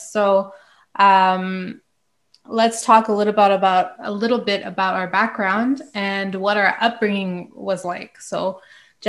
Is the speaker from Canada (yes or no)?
yes; Montreal, Quebec, Canada; now in Pincourt, Canada; I'm originally from St. Leonard and I now live in Pancor